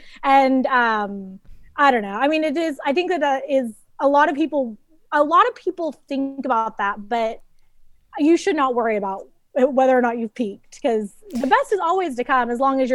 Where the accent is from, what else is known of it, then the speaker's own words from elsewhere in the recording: Dallas, Texas, United States; I grew up in Dallas, Texas.